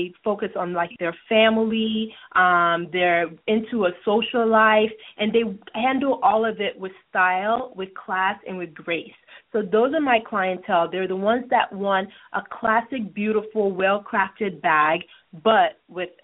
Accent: Nigeria; moved away; I grew up in Nigeria

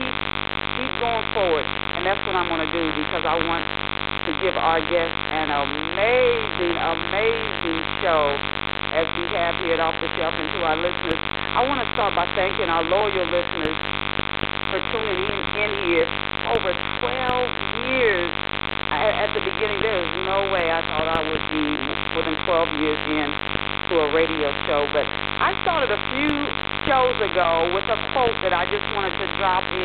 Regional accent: Ohio, United States; I was born in Ohio

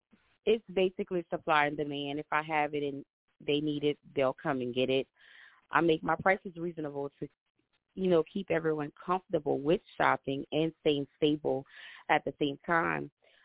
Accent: Louisiana, United States; I'm from Louisiana.

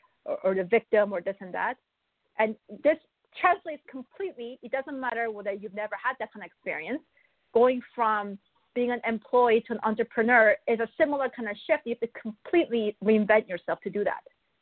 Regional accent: Buenos Aires, Argentina; also born or lived in Korea / Canada; I was born in Korea. But I was also raised in Buenos Aires in Argentina. And then I moved to Canada.

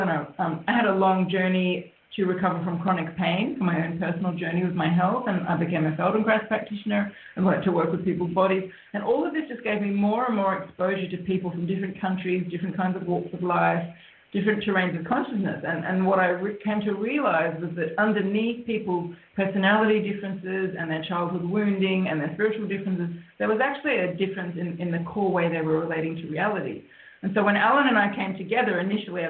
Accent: Australia; I'm an Australian, and that's why we're actually speaking to you today from Australia

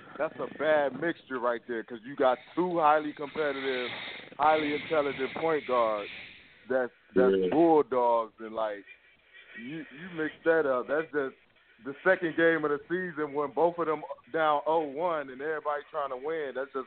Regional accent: Detroit, Michigan, United States; I'm a Lions fan. I'm from Detroit

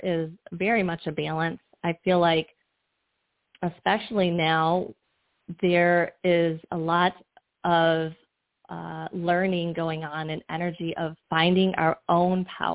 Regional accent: Michigan, United States; moved away as an adult; also born or lived in Florida; I'm originally from Michigan

